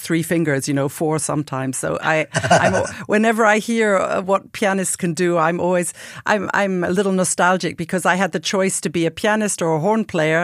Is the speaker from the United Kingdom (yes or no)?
yes; United Kingdom; as a British French horn player